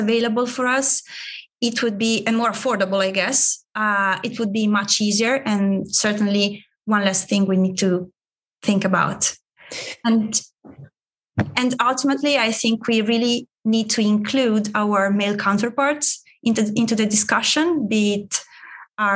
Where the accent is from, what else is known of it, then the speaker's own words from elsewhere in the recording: Italy; English is a second language; moved away; my home country, Italy